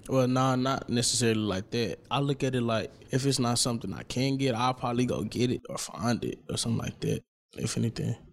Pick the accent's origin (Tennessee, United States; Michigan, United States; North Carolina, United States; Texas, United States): Texas, United States; Dallas; I'm from Oak Cliff